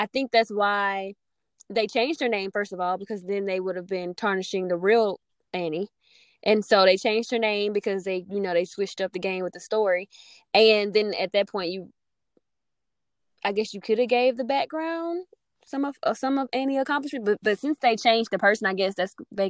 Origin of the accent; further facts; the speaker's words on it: Mobile, Alabama, United States; now in Atlanta, United States; I'm originally from Mobile, Alabama.